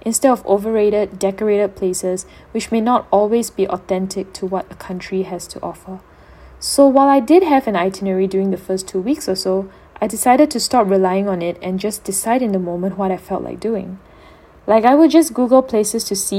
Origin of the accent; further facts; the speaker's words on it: Singapore; I returned back to Singapore